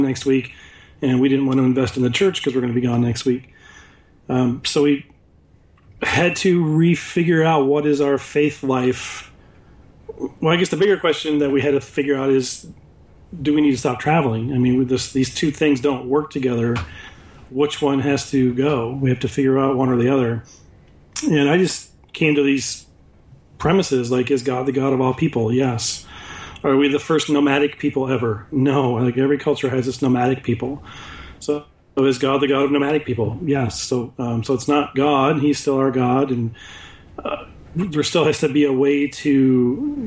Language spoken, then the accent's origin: English; West Michigan, United States; we grew up in West Michigan